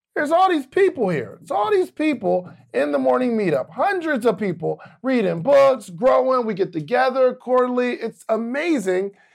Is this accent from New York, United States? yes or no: yes; upstate New York, United States; I'm part of one of the biggest families in my hometown from upstate New York